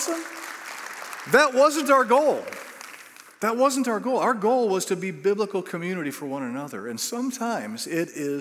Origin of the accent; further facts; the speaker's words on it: United States; we're from the United States